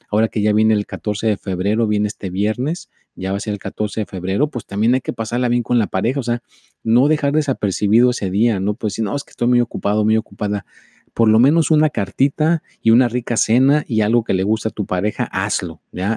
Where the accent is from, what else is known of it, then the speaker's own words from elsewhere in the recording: Mexico; yo soy mexicano